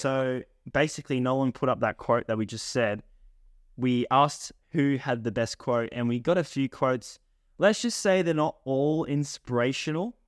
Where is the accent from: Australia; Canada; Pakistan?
Australia; accent: Australian; I've got the Australian accent